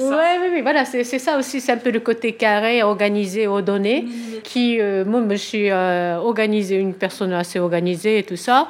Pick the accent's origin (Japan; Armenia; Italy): Japan; Tokyo; French is a second language; moved away as an adult; also born or lived in Switzerland; now in France; je suis japonaise de Tokyo, euh, voilà, pour commencer. Et euh, j'ai grandi à Tokyo